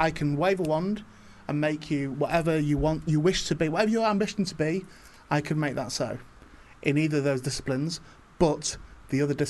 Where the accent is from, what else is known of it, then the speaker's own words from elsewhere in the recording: St Helens, North West England, United Kingdom; also born or lived in Warrington; I'm from, St Helens